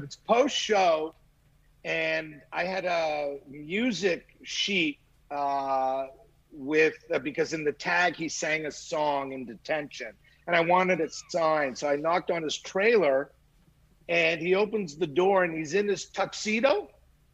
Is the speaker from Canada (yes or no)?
yes; Montreal, Quebec, Canada; I grew up in Montreal, so I grew up with what was called Grand Prix Wrestling.